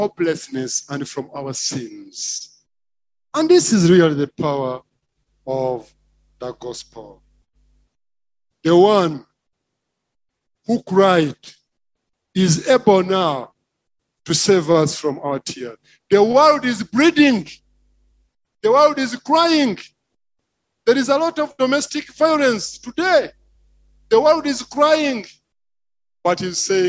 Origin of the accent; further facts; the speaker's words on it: Kyagwe, Central Region, Uganda; where I come from Chagwe